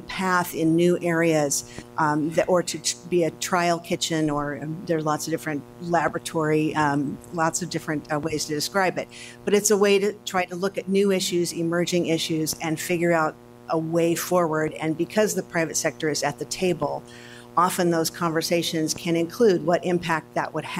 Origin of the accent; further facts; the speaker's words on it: Seattle, Washington, United States; I'm from Seattle